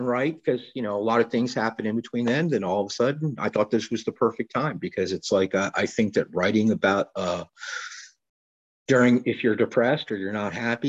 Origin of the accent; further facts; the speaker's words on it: Baltimore, Maryland, United States; moved away as an adult; now in Florida, United States; I was born in Baltimore, Maryland